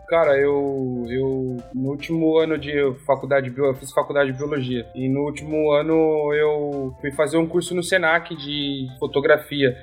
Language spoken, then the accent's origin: Portuguese; São Paulo, Brazil; moved away as an adult; also born or lived in Noosa, Queensland; now in Sydney, Australia; Eu sou de São Paulo